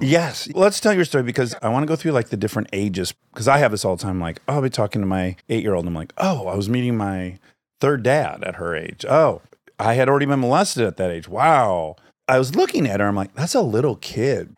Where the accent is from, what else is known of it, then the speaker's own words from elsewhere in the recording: Detroit, Michigan, United States; I'm from Detroit area